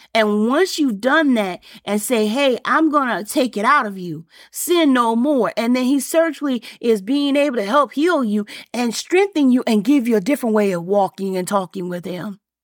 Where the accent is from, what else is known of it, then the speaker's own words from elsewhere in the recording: Alabama, United States; me growing up in Alabama and Bama, as we saw, we say it